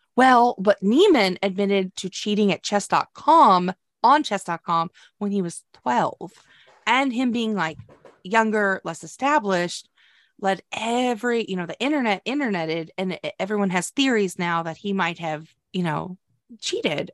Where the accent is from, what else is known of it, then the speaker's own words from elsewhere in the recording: United States; we're American